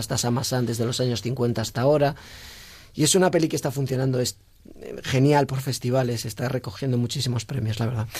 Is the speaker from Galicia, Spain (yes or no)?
yes; Galicia, Spain; yo soy gallego